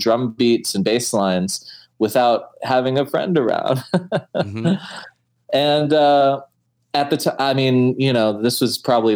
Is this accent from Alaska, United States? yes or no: yes; Fairbanks, Alaska, United States; first language English; moved away as an adult; also born or lived in Boston; I grew up for up till 10 years old, I was in Fairbanks, Alaska.